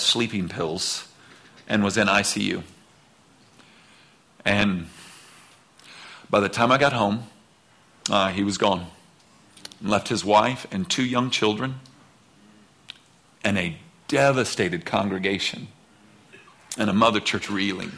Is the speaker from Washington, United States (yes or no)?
yes; outside of Seattle, Washington, United States; moved away; I was born outside of Seattle, so knew that part of the country